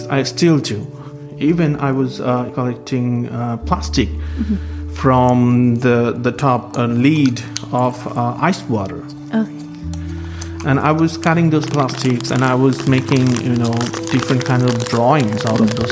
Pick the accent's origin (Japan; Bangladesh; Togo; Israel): Bangladesh; Dhaka, Dhaka Division; moved away as an adult; now in Philadelphia, United States; I'm from Dhaka. Dhaka is a very chaotic city